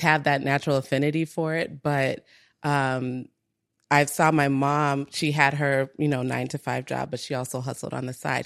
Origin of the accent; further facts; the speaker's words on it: Minnesota, United States; moved away as an adult; also born or lived in Togo / Nigeria; grew up in Minnesota